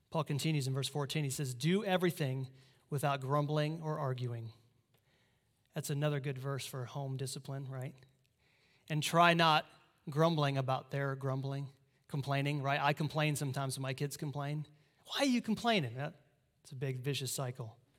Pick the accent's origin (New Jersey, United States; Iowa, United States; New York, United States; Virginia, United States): Iowa, United States; moved away; I'm from Iowa